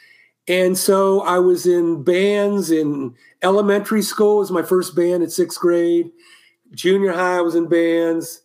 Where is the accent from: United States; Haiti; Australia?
United States; Columbus, Ohio; moved away as an adult; also born or lived in Cleveland, Ohio; now in California, United States; when I moved from Cleveland to Columbus in sixth grade